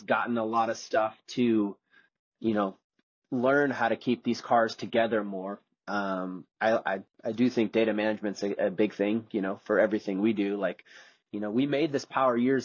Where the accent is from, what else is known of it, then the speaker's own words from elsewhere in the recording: Dominican Republic; moved away as an adult; I grew up in the Dominican Republic, and I lived down there from the age of, I think, 11 to 18